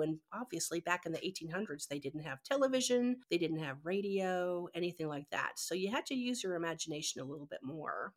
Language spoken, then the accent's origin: English; Canada; moved away; growing up in Canada